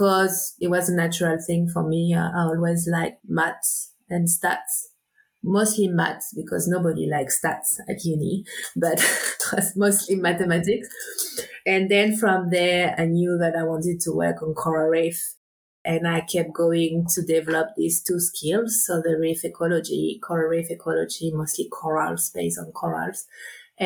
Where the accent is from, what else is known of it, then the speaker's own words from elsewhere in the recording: south of France, France; moved away as an adult; also born or lived in Réunion; I grew up on the Mediterranean coast in the south of France, mostly on the boat